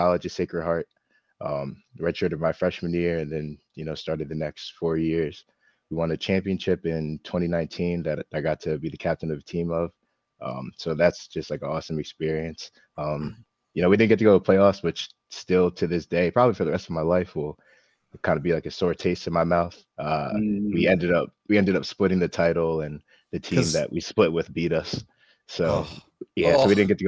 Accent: New Jersey, United States; I'm from Jersey

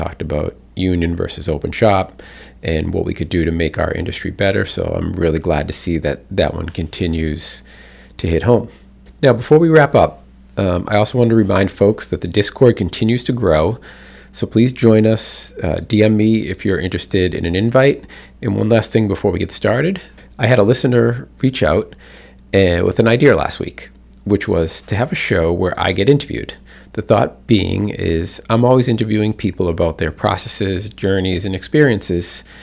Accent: Boston, Massachusetts, United States; We know we're from Boston.

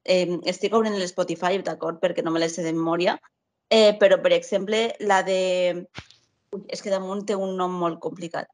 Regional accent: Castellón de la Plana, Valencian Community, Spain; sóc de Castelló

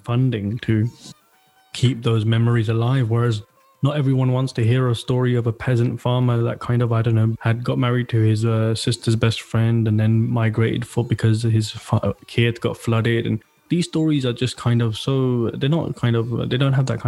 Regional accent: Slough, South East England, United Kingdom; moved away as an adult; now in Denmark; I'm born and raised in Slough

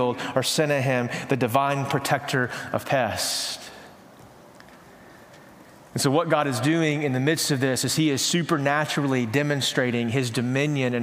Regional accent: East Texas, United States; growing up in East Texas, going out to my mama and papa's house

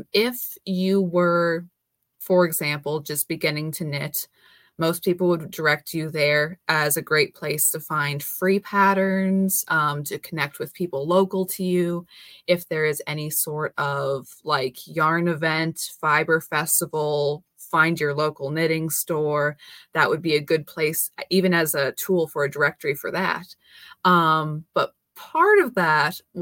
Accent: South Dakota, United States; Born and raised in South Dakota. I still live here

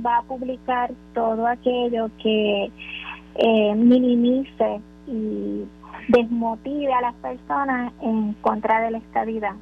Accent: Puerto Rico; como en Puerto Rico eh, somos latinos

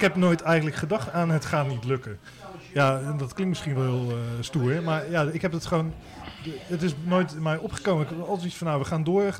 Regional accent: Rotterdam, South Holland, Netherlands; ik kom zelf van oorsprong uit Rotterdam

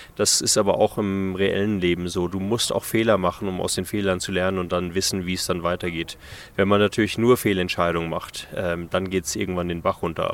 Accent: Namibia; also born or lived in Germany; das ist auf jeden Fall meine Heimat hier

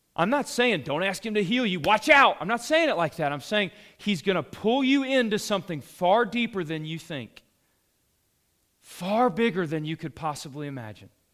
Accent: the South, United States; we're from the South

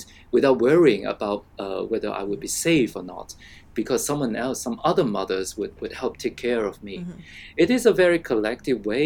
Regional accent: Hong Kong; I grew up in what we call resettlement estate in Hong Kong.

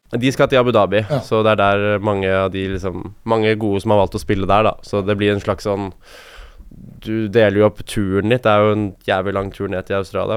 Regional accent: Norway; her hjemme i Norge

